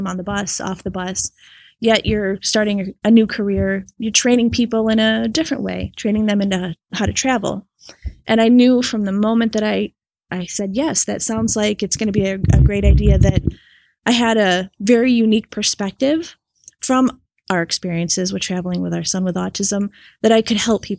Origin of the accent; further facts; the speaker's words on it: Rochester, New York, United States; I'm from Rochester, New York.